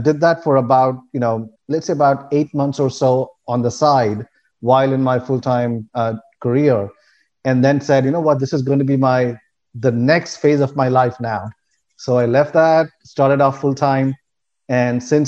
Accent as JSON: {"language": "English", "country": "India", "tie": "born or raised there", "moved": "as an adult", "lives_now": "United States", "said": "I'm originally from India. That's where I grew up"}